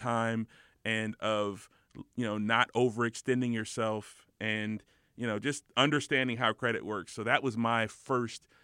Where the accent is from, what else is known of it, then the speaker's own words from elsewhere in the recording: Los Angeles, California, United States; I grew up in the Valley, which was just kind of – it was just a regular